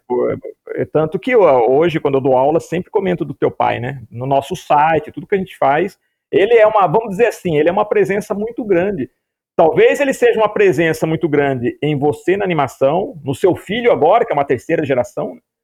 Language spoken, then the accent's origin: Portuguese; Piracicaba, São Paulo, Brazil; acabei voltando para Piracicaba, que é a cidade que eu, que eu nasci